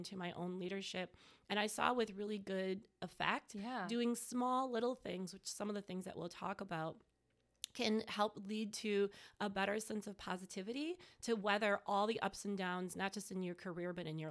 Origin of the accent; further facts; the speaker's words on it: Mequon, Wisconsin, United States; moved away as an adult; also born or lived in New York City; I'm originally from Mequon